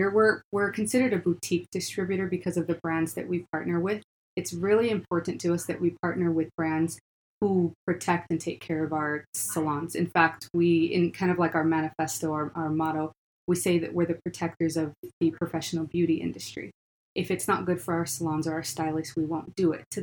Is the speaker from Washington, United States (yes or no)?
yes; Washington, United States; now in Utah, United States; We're originally from Washington. That's where our home base is at.